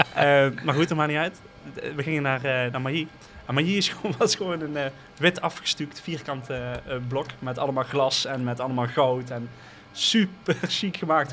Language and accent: Dutch; IJsselstein, Limburg, Netherlands; ik kom uit IJsselstein, niet hier bij Utrecht, maar er is ook een klein dorpje in Noord-Limburg